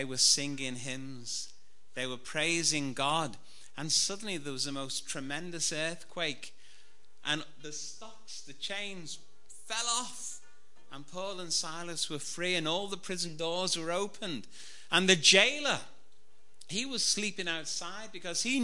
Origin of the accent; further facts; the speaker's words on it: Liverpool, North West England, United Kingdom; I was brought up in Anfield in Liverpool.